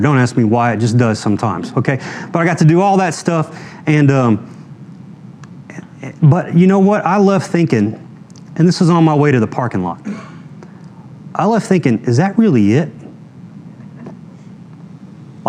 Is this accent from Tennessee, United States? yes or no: no; Texas, United States; I'm from Texas